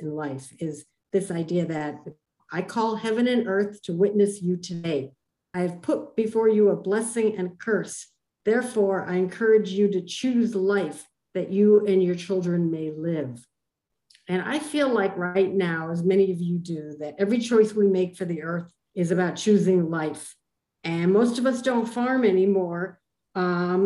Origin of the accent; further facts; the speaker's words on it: Cambridge, Massachusetts, United States; growing up in Cambridge, Massachusetts